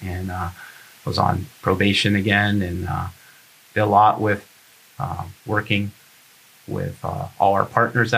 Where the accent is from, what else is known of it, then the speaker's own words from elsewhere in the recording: Phoenix, Arizona, United States; also born or lived in Pittsburgh, Pennsylvania; I grew up in Phoenix